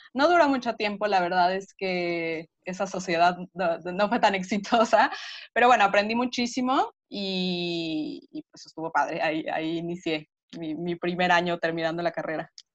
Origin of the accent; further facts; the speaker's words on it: Mexico City, Mexico; yo soy de la Ciudad de México y las distancias son súper largas. Entonces yo vivía en el poniente, iba a la escuela al centro